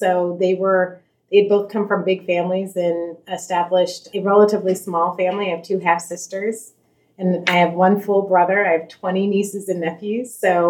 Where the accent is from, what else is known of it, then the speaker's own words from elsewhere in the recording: Silver Spring, Maryland, United States; I grew up in Silver Spring, Maryland, in one of the first planned communities, close to Burnsville, Maryland, way out in Silver Spring, where there historically was a lot of farmland. I grew up next to a farm, near a peach orchard